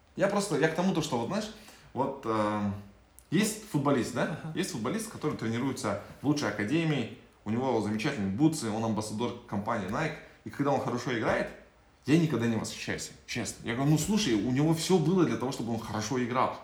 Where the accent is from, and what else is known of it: Kazakhstan